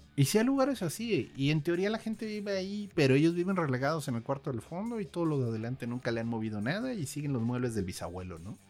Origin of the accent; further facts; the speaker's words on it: Querétaro, Mexico; yo crecí en Querétaro